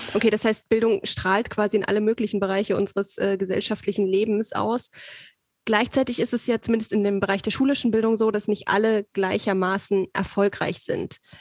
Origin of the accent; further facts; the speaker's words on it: Saxony, Germany; Also ich komme aus Sachsen